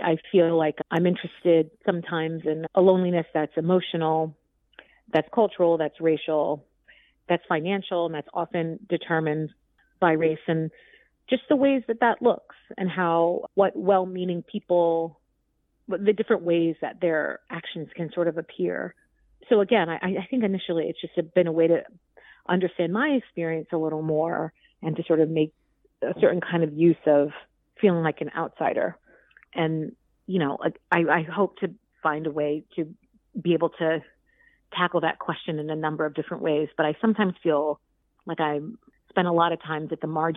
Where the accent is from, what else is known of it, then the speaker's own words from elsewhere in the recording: New York City, New York, United States; also born or lived in Vermont; I'm from the Bronx. Yeah, I grew up in New York City and have spent most of my life here.